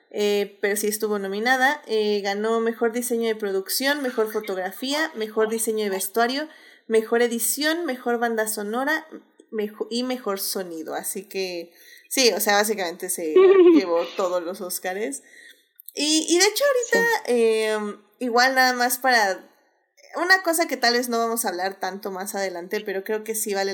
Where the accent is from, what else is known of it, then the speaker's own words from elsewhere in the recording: Puerto Rico; yo soy puertorriqueña, mi piel es así